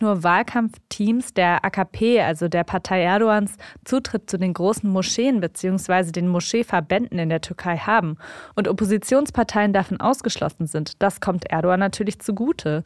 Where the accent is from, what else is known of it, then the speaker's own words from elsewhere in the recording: Germany; ich bin hier aufgewachsen, ich lebe hier, ich habe hier meinen Lebensmittelpunkt.